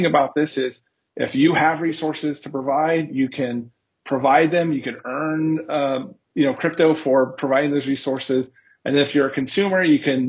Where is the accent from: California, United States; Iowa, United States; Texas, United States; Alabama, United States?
California, United States; Southern; moved away as an adult; now in Berlin, Germany; I am originally from Southern California in the United States, but now today I live in Berlin. I've been here for 3 years.